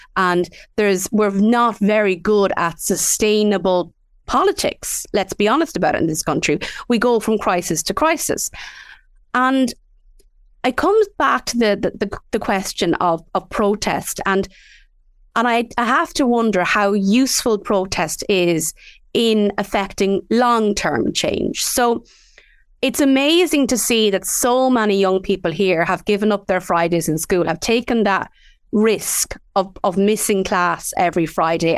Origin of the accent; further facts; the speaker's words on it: Midlands, Ireland; we grew up in the Midlands